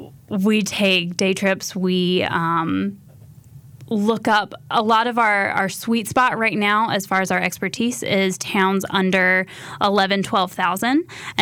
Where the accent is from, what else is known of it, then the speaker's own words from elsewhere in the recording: Alamance County, North Carolina, United States; I was born and raised in Alamance County, North Carolina, and so I love the small town feel of all these hidden places in North Carolina.